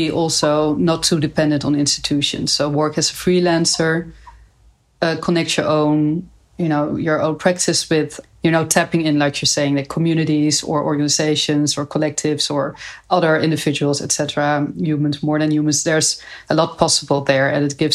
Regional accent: Nijmegen, Gelderland, Netherlands; I'm from Nijmegen.

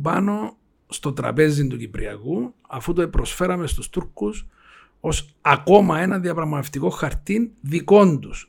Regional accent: Cyprus; είμαι από την Κύπρο

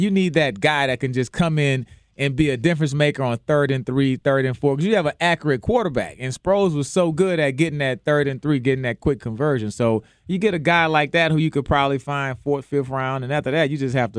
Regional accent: New Orleans, Louisiana, United States; now in Houston, United States; So, I'm still from New Orleans, although I love Houston and enjoy the city.

